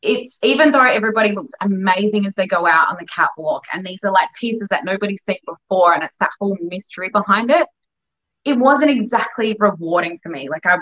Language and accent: English; Perth, Western Australia, Australia; moved away as an adult; also born or lived in Melbourne; when I came home from Europe, I was home in Perth for about 2 months